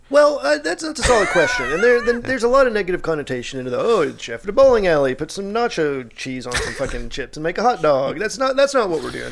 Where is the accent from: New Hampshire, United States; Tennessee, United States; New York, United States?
Tennessee, United States; growing up in Tennessee my whole